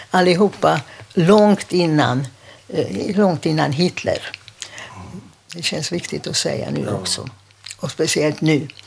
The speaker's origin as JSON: {"language": "Swedish", "region": "Budapest", "country": "Hungary", "tie": "born or raised there", "second_language": "Swedish", "moved": "yes", "lives_now": "Sweden", "said": "jag är född i Budapest."}